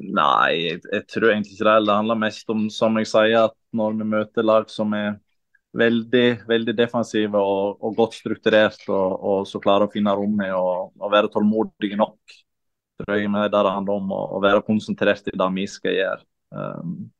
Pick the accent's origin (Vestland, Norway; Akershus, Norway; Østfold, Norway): Vestland, Norway; Kaupanger; also born or lived in Sogndal; Jeg er fra Kaupanger, som er ti minutter fra uh, ja. Sogndal.